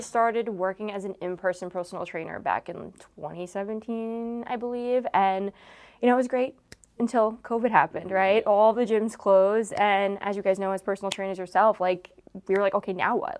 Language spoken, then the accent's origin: English; Long Island, New York, United States; growing up in Long Island